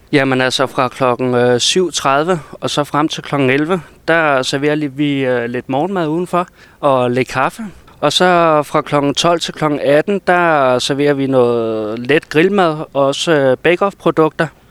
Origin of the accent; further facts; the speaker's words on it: Copenhagen, Capital Region of Denmark, Denmark; moved away as an adult; now in Brønderslev, Denmark; nu er jeg så født og opvokset over i København